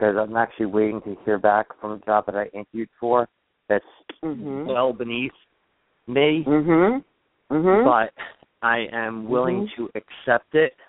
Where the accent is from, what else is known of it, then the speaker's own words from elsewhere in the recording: New York, United States; New York.